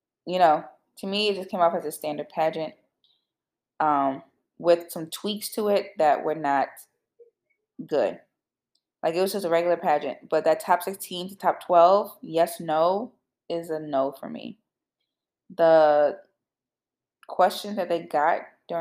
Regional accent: Illinois, United States; moved away; I'm from Illinois. You guys know that. I'm actually back in Illinois, surprisingly

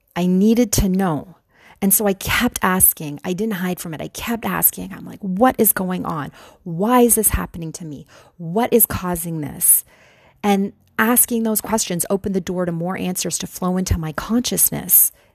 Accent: Canada; moved away as an adult; also born or lived in Buffalo, New York / New York City; I'm from Canada

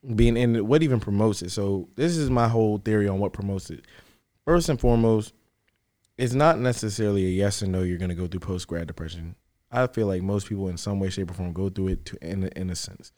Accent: Fredericksburg, Virginia, United States; moved away as an adult; also born or lived in Richmond; I'm from Fredericksburg. I came to Richmond

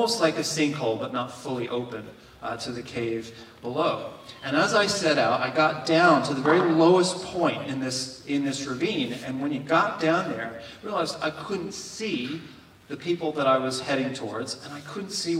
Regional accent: Kentucky, United States; moved away; my home state of Kentucky

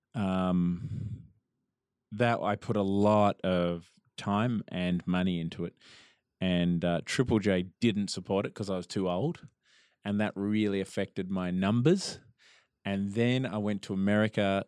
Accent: Melbourne, Victoria, Australia; I grew up in Melbourne

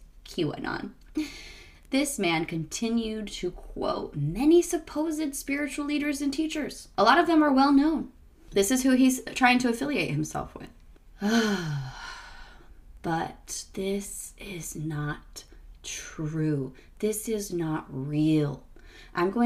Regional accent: Arizona, United States; Arizona, my home state where I grew up

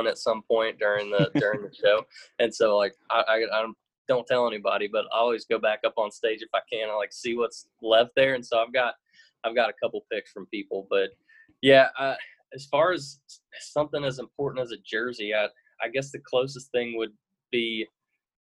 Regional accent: North Carolina, United States; moved away as an adult; also born or lived in Florida; now in Nashville, United States; I was born in Florida, and so I lived there for a little bit before I ended up moving to North Carolina. I started playing piano when I was 8, and so I grew up playing in church.

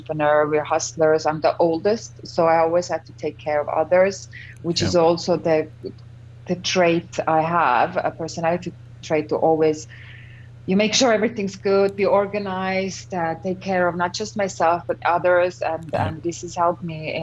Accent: Estonia; I'm born and raised in Estonia.

